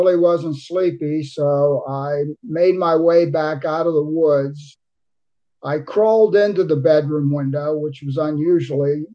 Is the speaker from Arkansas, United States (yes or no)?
no; Cincinnati, Ohio, United States; also born or lived in Boston, Massachusetts; When I was in the third grade, my father moved us to Cincinnati